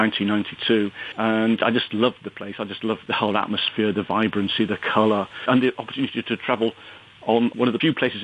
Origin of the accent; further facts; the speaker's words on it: West Riding of Yorkshire, Yorkshire and the Humber, United Kingdom; now in England; I grew up in the West Riding of Yorkshire, where we didn't have trams when I was a kid